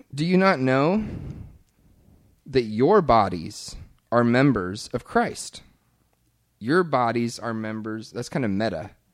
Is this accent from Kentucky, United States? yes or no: yes; Kentucky, United States; moved away; my home church growing up in Kentucky